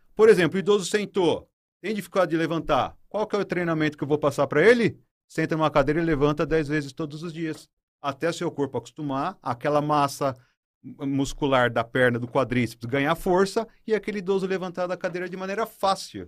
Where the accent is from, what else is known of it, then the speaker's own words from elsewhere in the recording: São Paulo, Brazil; moved away; eu sou de São Paulo e em São Paulo eu fazia um, um trabalho voluntário